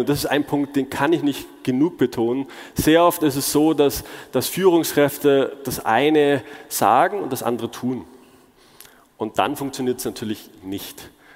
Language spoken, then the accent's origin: German; Munich, Bavaria, Germany; moved away as an adult; also born or lived in China / Seattle; ich bin, wie der Name schon sagt, gebürtiger Münchner